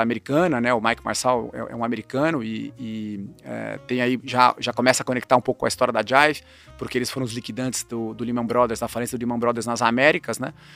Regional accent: Campinas, São Paulo, Brazil; eu cresci em Campinas

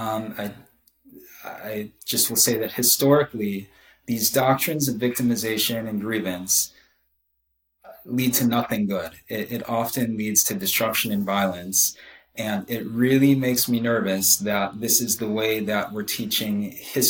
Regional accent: United States; I am Jewish, but like, I feel very strongly American

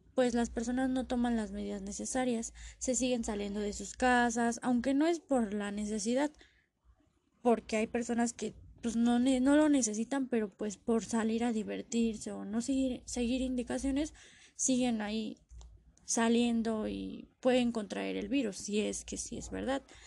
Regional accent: Mexico; nosotros como mexicanos

